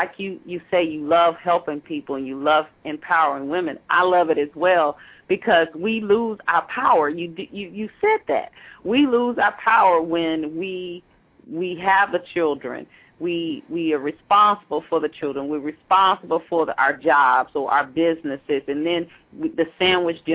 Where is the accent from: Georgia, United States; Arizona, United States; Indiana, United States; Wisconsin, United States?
Georgia, United States; Atlanta; now in Maryland, United States; grew up in Atlanta